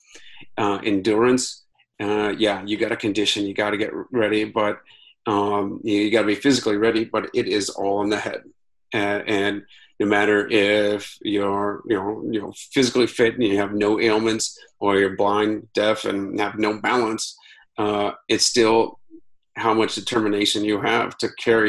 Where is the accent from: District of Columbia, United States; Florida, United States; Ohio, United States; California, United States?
Ohio, United States; Akron; moved away as an adult; also born or lived in Italy; I ran my hometown Akron Marathon on the same week as my 20th high school reunion